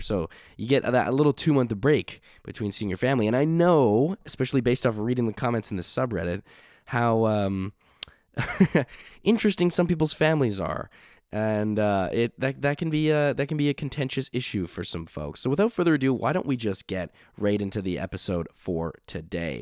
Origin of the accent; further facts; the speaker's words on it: Canada; also born or lived in Halifax; we are Canadian. We are from Canada